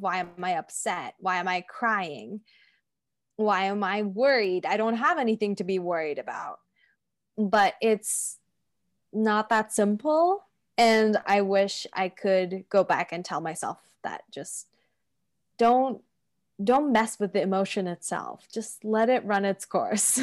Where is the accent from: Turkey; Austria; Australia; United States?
Turkey; moved away as an adult; my parents sort of had a choice when I was growing up to s, either invest in houses and cars or my education because the education system in Turkey is really bad